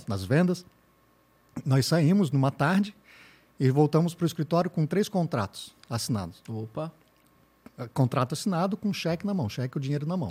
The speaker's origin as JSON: {"language": "Portuguese", "town": "Blumenau", "region": "Santa Catarina", "country": "Brazil", "said": "eu sou de Blumenau, tenho agência já há cinco anos"}